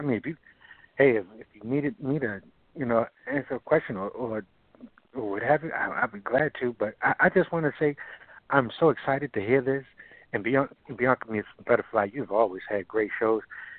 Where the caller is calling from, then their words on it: Baltimore, Maryland, United States; I'm calling from Baltimore, Maryland this day